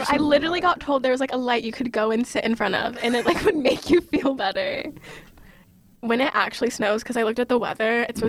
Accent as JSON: {"language": "English", "region": "the South", "country": "United States", "said": "I'm from the South"}